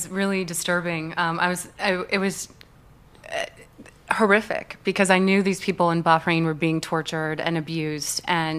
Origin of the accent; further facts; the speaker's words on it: Midwest, United States; And what really bothered me is because I grew up in the Midwest, and I know how the American people get taken advantage of.